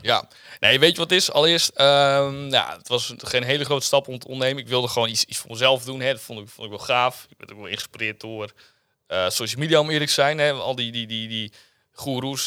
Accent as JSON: {"language": "Dutch", "town": "Zwolle", "region": "Overijssel", "country": "Netherlands", "said": "Ik kom uit Zwolle. Ik woon ook weer net in Zwolle"}